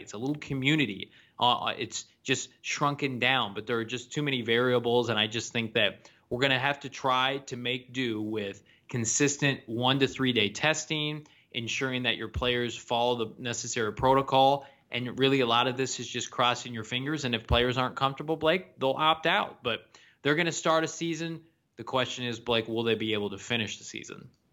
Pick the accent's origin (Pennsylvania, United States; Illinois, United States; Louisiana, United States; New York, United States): Illinois, United States; my home state of, of Illinois